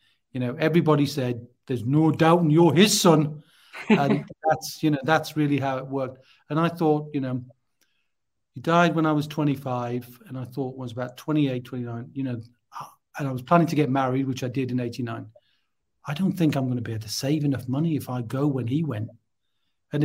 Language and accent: English; North East England, United Kingdom; accent: Geordie; So originally I'm from the Northeast. I'm a Geordie. Now, I'm not speaking Geordie now, but you, the tones are in there somewhere.